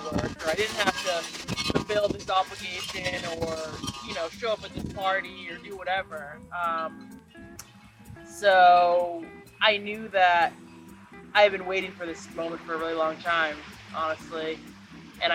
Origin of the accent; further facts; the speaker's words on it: Lewiston, Maine, United States; I live in southern Maine, grew up in Lewiston